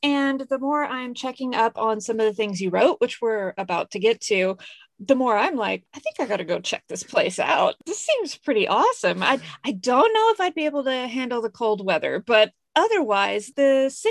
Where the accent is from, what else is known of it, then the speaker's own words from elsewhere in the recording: United States; also born or lived in Stockholm, Sweden; now in Sweden; But I can't believe as an American, I didn't think about the driving time